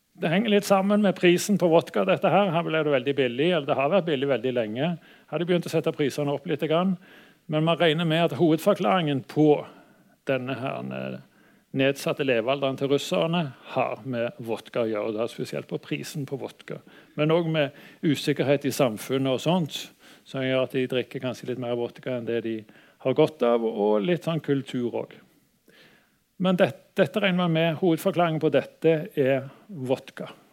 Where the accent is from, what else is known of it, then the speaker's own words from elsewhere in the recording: Stavanger, Rogaland, Norway; har jeg vanka litt i, i, oppveksten i Stavanger